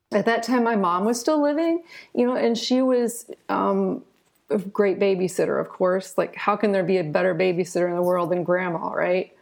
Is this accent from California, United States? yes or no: no; Southern Ohio, United States; I eventually wound up returning to my hometown in Southern Ohio